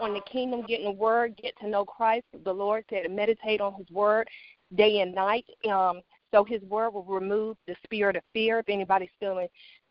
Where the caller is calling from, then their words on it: Raleigh, North Carolina, United States; I'm calling from Raleigh, North Carolina